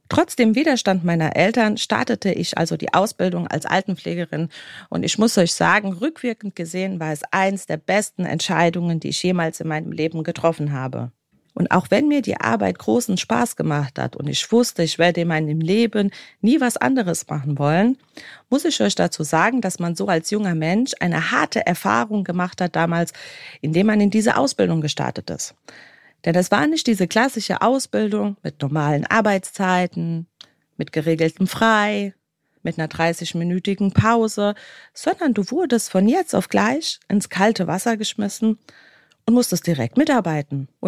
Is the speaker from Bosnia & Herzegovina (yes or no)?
yes; Bosnia & Herzegovina; ich komme aus dem ehemaligen Jugoslawien oder besser gesagt aus Bosnien und Herzegowina.